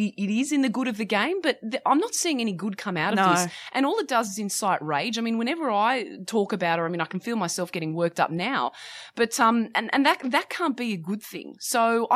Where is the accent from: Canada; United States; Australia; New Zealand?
Australia; Both of them born and bred in Croatia, came here and forged a life and very much call Australia not only their own, but home.